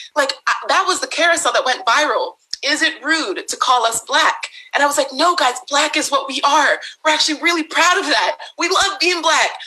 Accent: Bay Area, California, United States; I was born and raised in the Bay Area

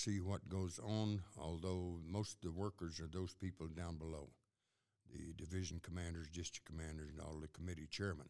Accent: United States; I'm so proud to be an American

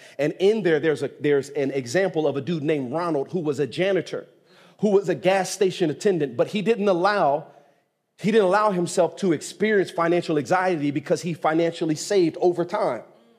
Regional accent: Nigeria; Now, I'm from Nigeria, but we're just going to charcoal.

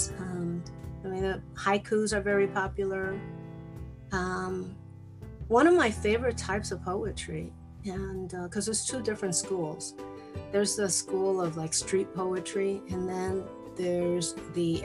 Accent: Chicago, Illinois, United States; first language Spanish; English is a second language; I was born and raised in Chicago, but my parents spoke Spanish, and that's all I knew

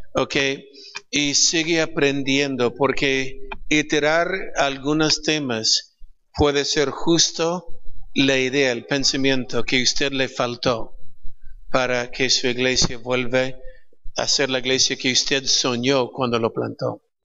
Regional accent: California, United States; Spanish is a second language; moved away as an adult; now in Peru; nací en California. Er, crecí en California, pero 34 años en Perú

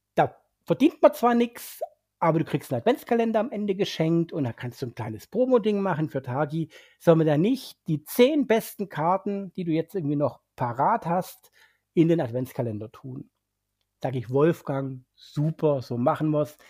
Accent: Swabia, Germany; als Schwabe

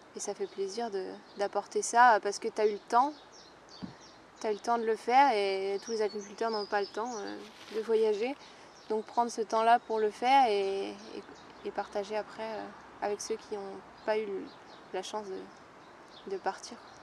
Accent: Vosges, Grand Est, France; now in Brittany, France; je viens des Vosges, il y a de la forêt partout

